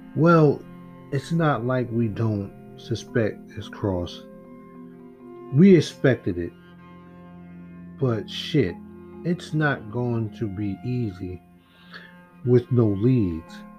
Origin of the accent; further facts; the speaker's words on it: United States; because I'm American.